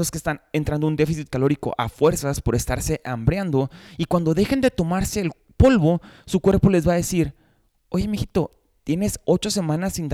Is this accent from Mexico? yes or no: yes; Mexico; yo crecí en México, entonces en México no teníamos tanto acceso a ese tipo de snacks.